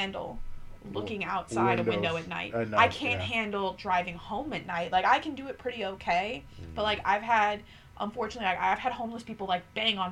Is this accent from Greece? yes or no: yes; Greece; I'm from Greece